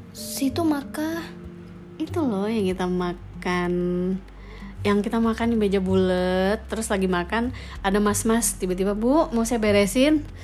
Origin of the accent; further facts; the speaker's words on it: Bali, Indonesia; dia tanya kamu dari mana aku dari Indonesia oh Indonesia iya Bali oh Bali ya Bali adalah salah satu provinsi Indonesia